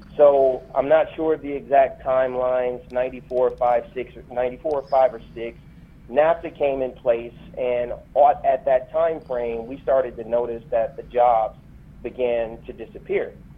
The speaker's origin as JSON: {"language": "English", "town": "Flint", "region": "Michigan", "country": "United States", "tie": "born or raised there", "moved": "as an adult", "said": "growing up in Flint, I was incredibly sheltered"}